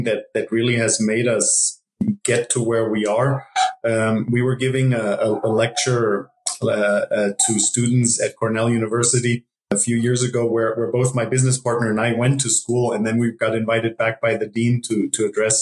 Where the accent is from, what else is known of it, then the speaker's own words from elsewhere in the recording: Germany; moved away as an adult; also born or lived in Ithaca, New York; now in Costa Rica; I grew up in Germany